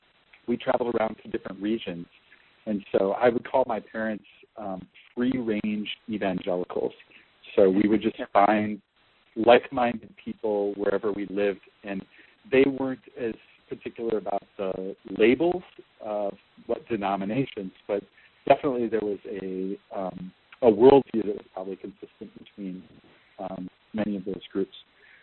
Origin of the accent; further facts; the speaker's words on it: Midwest, United States; So I grew up mostly in the Midwest of the United States.